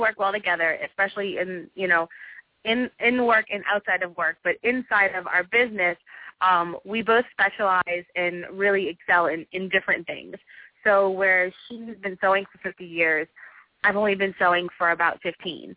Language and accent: English; New Orleans, Louisiana, United States; also born or lived in Atlanta, Georgia; New Orleans is my home, and I love it here